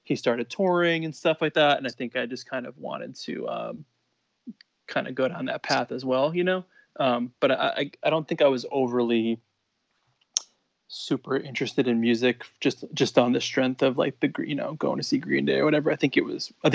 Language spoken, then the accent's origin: English; Long Island, New York, United States; I grew up on Long Island in New York